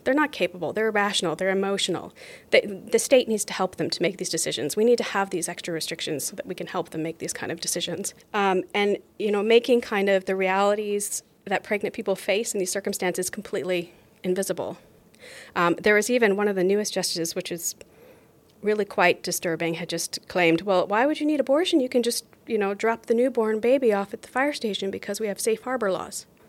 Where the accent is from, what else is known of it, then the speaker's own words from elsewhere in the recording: Seattle, Washington, United States; moved away as an adult; also born or lived in Philadelphia; now in Norway; I'm originally from Seattle, Washington, and I now live here in Norway with my family